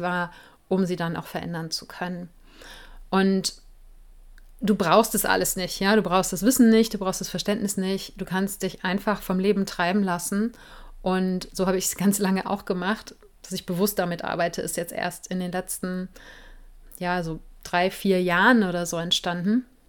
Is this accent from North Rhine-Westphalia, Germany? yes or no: yes; Cologne, North Rhine-Westphalia, Germany; Ich komme ja aus Köln